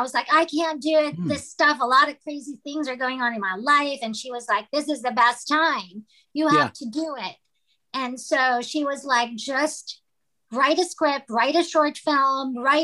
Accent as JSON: {"language": "English", "country": "Philippines", "tie": "born or raised there", "moved": "as an adult", "lives_now": "Los Angeles, United States", "said": "I was born and raised in the Philippines, and then I moved to Los Angeles to go to college primarily."}